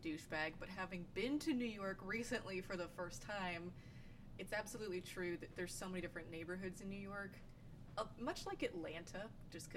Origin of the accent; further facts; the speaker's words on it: Germany; moved away; I grew up in Germany